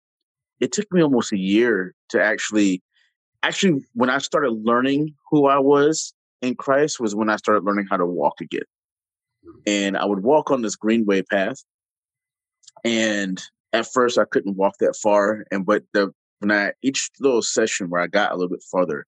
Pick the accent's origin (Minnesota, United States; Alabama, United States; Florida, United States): Florida, United States; Jacksonville; moved away; I'm a city boy. I come from Jacksonville